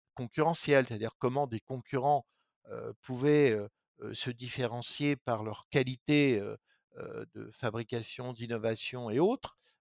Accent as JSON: {"language": "French", "area": "Lorraine", "region": "Grand Est", "country": "France", "said": "moi, je viens de Lorraine"}